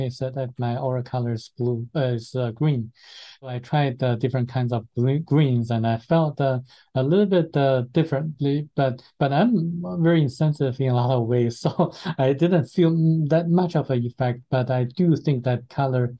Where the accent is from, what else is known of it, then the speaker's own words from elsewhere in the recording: China; moved away; being a Chinese myself